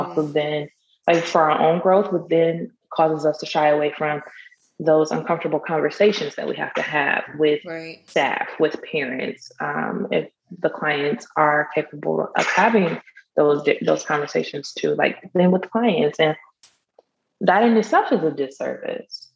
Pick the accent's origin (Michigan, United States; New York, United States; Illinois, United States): Michigan, United States; now in Texas, United States; I'm from, I'm, i live in Texas, but I'm from Michigan.